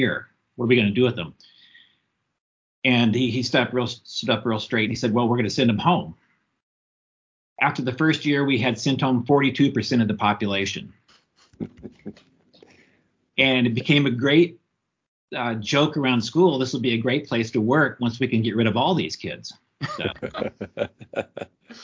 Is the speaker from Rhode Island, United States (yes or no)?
no; Southern Colorado, United States; moved away as an adult; also born or lived in Alaska; When I grew up in Southern Colorado